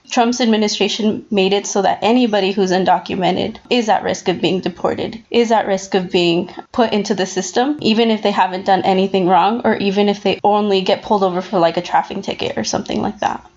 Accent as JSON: {"language": "English", "region": "Utah", "country": "United States", "said": "I come from Utah, a super conservative and red state"}